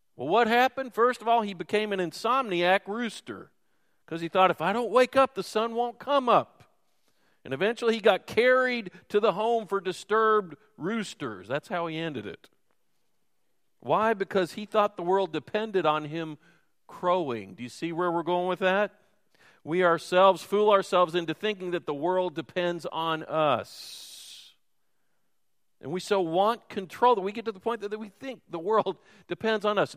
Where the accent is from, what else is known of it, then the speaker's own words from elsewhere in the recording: Louisville, Kentucky, United States; moved away; I'm from Louisville, which is more of a Yankee town.